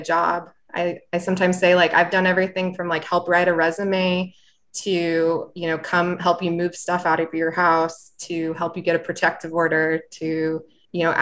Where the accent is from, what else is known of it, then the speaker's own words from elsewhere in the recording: Rickreall, Oregon, United States; moved away as an adult; now in Austin, United States; I also grew up in a small dinky town. I am from Rickreall, Oregon